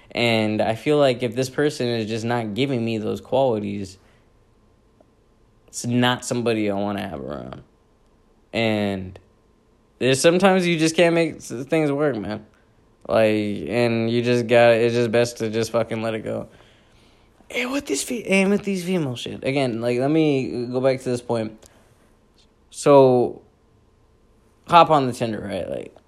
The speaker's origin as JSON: {"language": "English", "country": "Pakistan", "said": "me being the Pakistani guy that I am with the ethics and values I was raised on"}